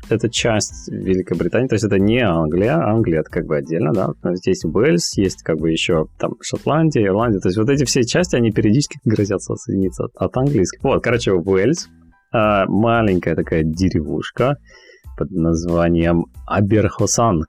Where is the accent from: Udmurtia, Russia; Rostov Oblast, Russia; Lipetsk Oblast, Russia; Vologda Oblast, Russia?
Vologda Oblast, Russia; Cherepovets; moved away as an adult; also born or lived in Finland; now in London, United Kingdom; я из Вологодской области, город Череповец